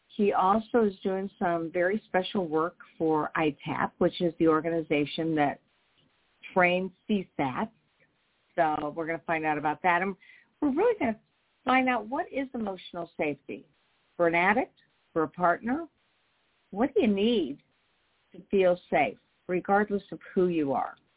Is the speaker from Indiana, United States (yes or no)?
yes; Indianapolis, Indiana, United States; I'm from Indianapolis, Indiana, a huge mecca